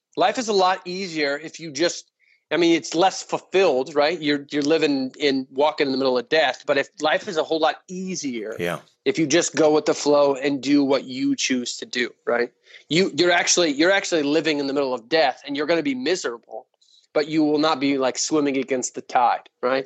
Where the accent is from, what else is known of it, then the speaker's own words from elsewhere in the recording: West Texas, United States; also born or lived in Montana / Lubbock, Texas; born and raised in West Texas